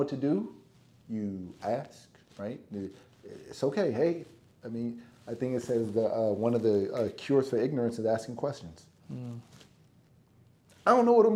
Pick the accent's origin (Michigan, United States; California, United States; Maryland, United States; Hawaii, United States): California, United States; moved away; also born or lived in Minnesota; I'm black kid from California, coming from two different worlds